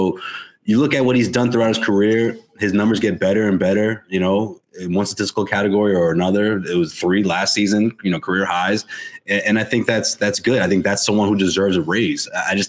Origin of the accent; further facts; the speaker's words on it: Boston, Massachusetts, United States; I grew up in Boston and went to school in the suburbs.